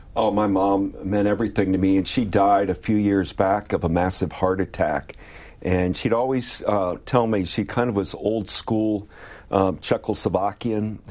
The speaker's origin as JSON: {"language": "English", "town": "Perrysburg", "region": "Ohio", "country": "United States", "tie": "born or raised there", "also_born_or_lived": "Atlanta, Georgia", "said": "Perrysburg, Ohio, where I grew up on the Maumee"}